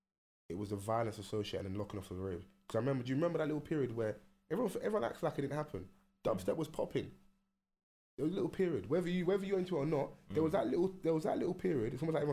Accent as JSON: {"language": "English", "region": "London", "country": "United Kingdom", "said": "I'm from South."}